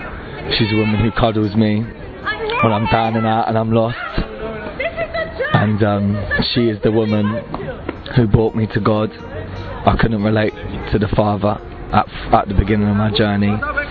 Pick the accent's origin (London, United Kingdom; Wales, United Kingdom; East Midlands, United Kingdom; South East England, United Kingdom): London, United Kingdom; I'm 22, born and raised in London, England.